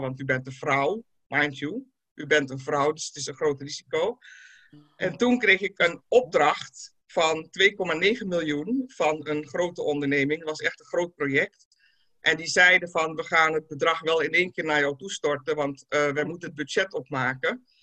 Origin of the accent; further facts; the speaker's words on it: Netherlands; ik ben in Nederland natuurlijk opgegroeid en carrière gemaakt.